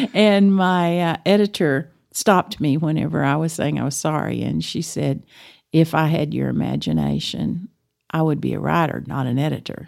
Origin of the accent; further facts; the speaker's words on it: Amarillo, Texas, United States; I grew up in Amarillo, went to, uh, graduated from Cap Rock